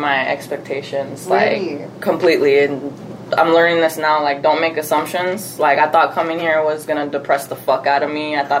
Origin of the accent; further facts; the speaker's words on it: San Diego, California, United States; also born or lived in Mesa, Arizona; now in Arizona, United States; I was born here. I was born in Mesa. Oh. But I'm not from here. I was maybe here till I was like 3 months old, and then we moved to San Diego, California. Oh, okay. So I grew up there, so I always just say I'm from there.